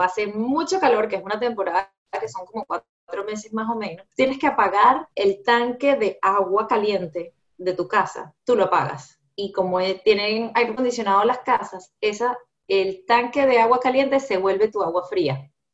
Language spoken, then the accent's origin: Spanish; Venezuela; also born or lived in Seattle; now in Miami, United States; soy venezolana